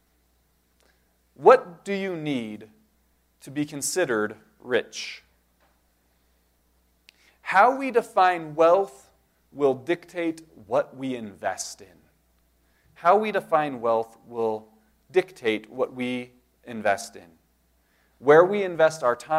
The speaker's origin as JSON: {"language": "English", "country": "United States", "said": "as American Christians"}